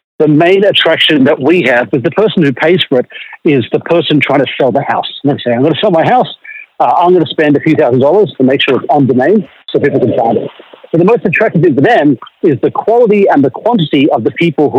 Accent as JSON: {"language": "English", "country": "Australia", "also_born_or_lived": "Silicon Valley", "said": "being an Australian in America"}